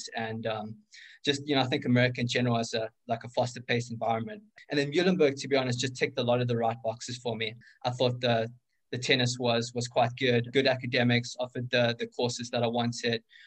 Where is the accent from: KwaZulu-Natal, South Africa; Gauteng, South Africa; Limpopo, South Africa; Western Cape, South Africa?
KwaZulu-Natal, South Africa; Durban; first language English; moved away as an adult; now in Allentown, United States; I'm basically from a city called Durban, which is inside a province called